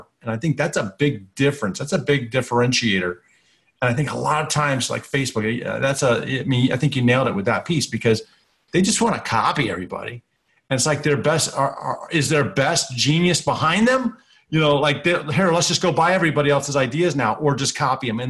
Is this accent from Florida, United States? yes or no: yes; Florida, United States; I grew up in Florida